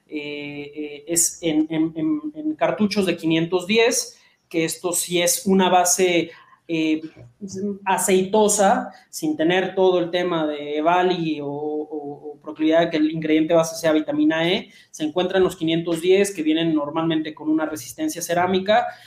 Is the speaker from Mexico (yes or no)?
yes; Mexico; nosotros como, mexicanos eh, ingestamos mucho picante